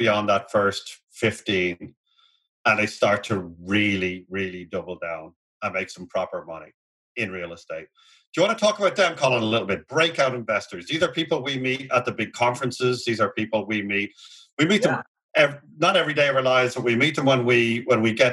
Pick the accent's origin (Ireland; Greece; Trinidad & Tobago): Ireland; moved away; We're both Irish, and we just simply do not have a 30-year fixed program in our country.